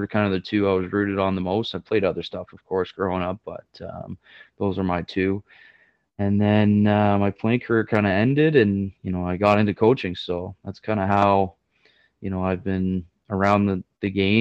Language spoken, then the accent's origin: English; Barrie, Ontario, Canada; I'm born and raised in Barrie, Ontario, just about an hour north of Toronto